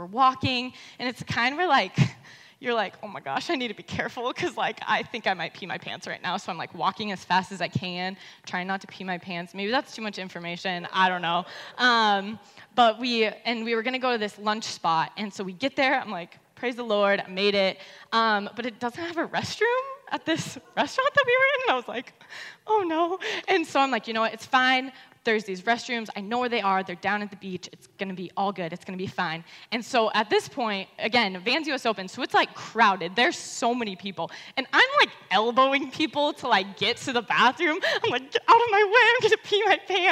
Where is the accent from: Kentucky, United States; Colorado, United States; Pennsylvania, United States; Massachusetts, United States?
Colorado, United States; moved away as an adult; now in California, United States; I'm actually from Colorado